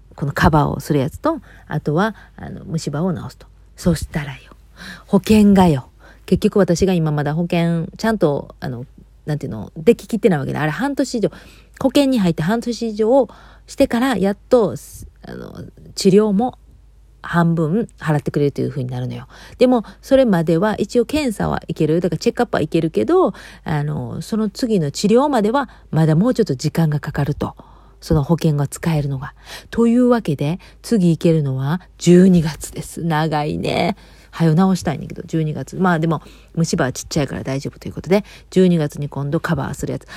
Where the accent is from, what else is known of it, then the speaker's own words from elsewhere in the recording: Kobe, Hyogo, Japan; moved away; うちはあの、兵庫県で神戸で